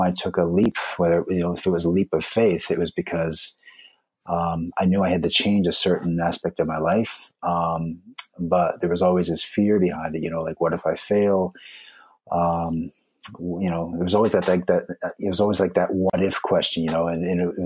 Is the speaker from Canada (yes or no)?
yes; East Coast of Canada, Atlantic Canada, Canada; moved away as an adult; also born or lived in Vancouver; now in Japan; I'm actually from the East Coast of Canada.